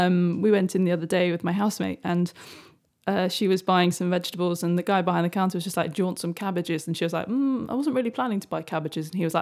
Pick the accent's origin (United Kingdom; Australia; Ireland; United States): United Kingdom; Well, we are British.